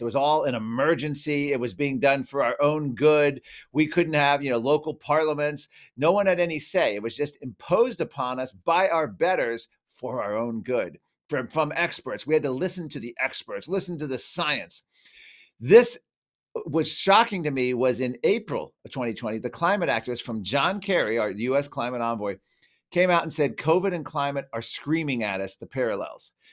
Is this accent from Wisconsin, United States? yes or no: no; Virginia, United States; I grew up in Virginia